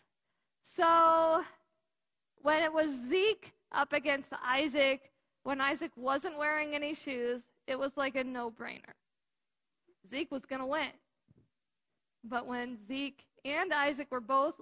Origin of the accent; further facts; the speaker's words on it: United States; I'm an American